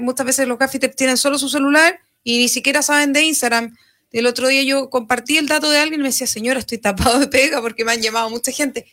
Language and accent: Spanish; Maule, Chile; entre los propios maulinos